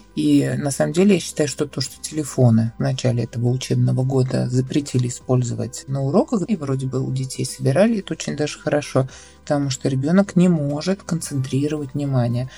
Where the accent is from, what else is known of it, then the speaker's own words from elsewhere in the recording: Kazan, Tatarstan, Russia; Я из Казани, я лингвист